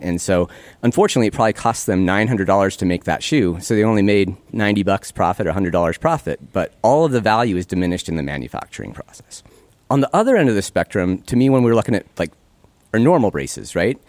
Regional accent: Great Falls, Montana, United States; moved away as an adult; also born or lived in Minnesota; one of the closest dental schools to where I grew up, fourteen hours away from Great Falls

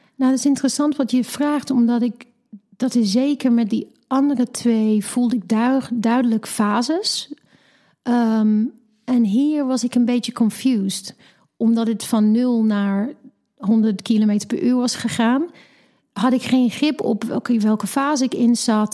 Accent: England, United Kingdom; Dutch is a second language; moved away as an adult; now in Netherlands; En ik kom oorspronkelijk uit Engeland, woon nu 15, bijna 16 jaar in Nederland

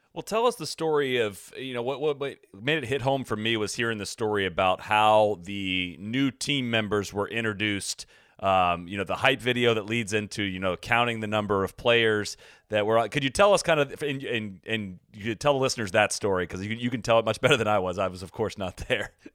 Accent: United States; an American fan

